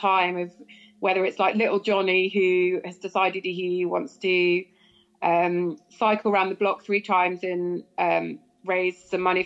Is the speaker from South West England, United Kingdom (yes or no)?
yes; Cornwall, South West England, United Kingdom; being a Cornish girl